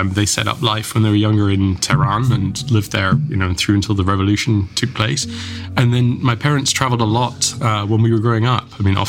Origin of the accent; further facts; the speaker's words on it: Scotland, United Kingdom; very happy memories of growing up in Scotland, certainly. As many people know, it's a very wet country, but it's also a very beautiful country.